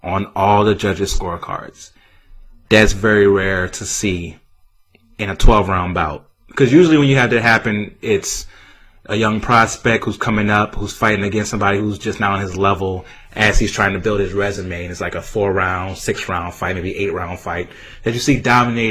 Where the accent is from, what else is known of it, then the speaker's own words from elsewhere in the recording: New Orleans, Louisiana, United States; We're both from New Orleans.